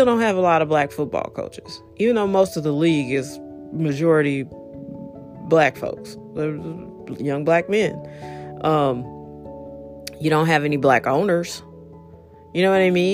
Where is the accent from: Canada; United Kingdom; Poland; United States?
United States; St. Louis, Missouri; I'm from here